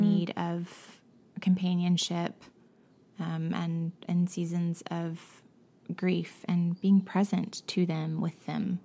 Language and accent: English; Savannah, Georgia, United States; growing up in Savannah, we had ours out at the arena near our little church